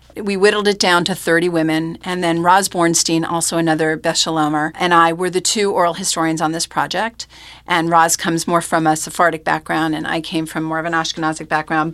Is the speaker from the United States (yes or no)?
yes; Westchester, Rockland County, near Monsey, New York, United States; moved away; also born or lived in Seattle; grew up in Westchester, Rockland County, near Muncie